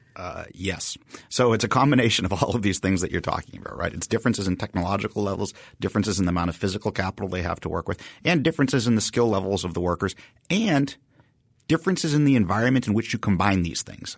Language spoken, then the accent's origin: English; Haverhill, Massachusetts, United States; I grew up in Haverhill, Massachusetts